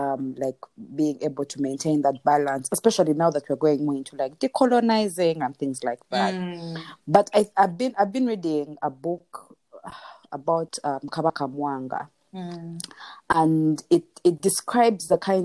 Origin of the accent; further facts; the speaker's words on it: Buganda, Central Region, Uganda; I am very much a Mnyankole, like I'm a very proud Mnyankole. I can speak the language, read it, and I'm very grateful to my parents who like insisted, and I grew up in Buganda